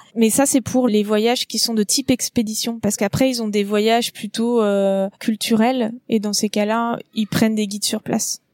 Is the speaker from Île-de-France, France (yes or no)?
no; Nantes area, Pays de la Loire, France; moved away as an adult; also born or lived in Cholet / Iceland / Canada; j'ai grandi euh, dans la région nantaise